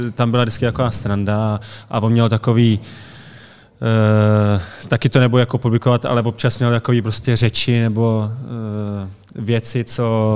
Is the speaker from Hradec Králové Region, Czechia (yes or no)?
yes; Hradec Králové, Hradec Králové Region, Czechia; also born or lived in Pardubice; já jsem se narodil v Hradci a začínal jsem v Hradci